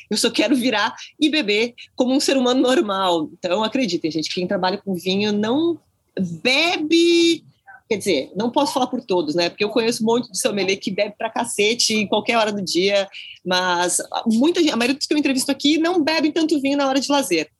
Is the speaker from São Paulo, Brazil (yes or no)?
no; Porto Alegre, Rio Grande do Sul, Brazil; eu sou de Porto Alegre